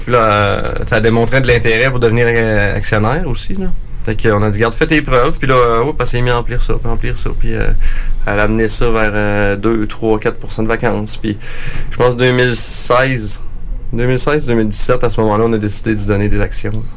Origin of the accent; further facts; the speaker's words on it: Montmagny, Quebec, Canada; je suis né sur la ferme. Dans le fond, mon père, lui, a démarré l'entreprise en 78 on vient de la région de Montmagny